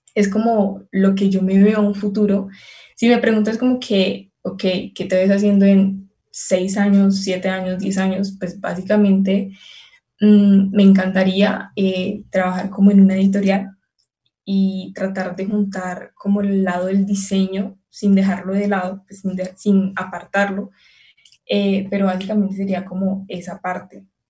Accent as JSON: {"language": "Spanish", "town": "Palmira", "region": "Valle del Cauca", "country": "Colombia", "said": "yo soy de Palmira, entonces es como una hora"}